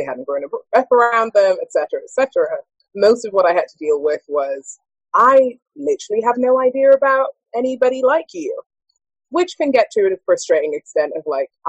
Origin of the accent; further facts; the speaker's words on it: United Kingdom; Afro-Caribbean. That's what I am. Whereas here, I'm African-American until you hear me speak, and then I'm British.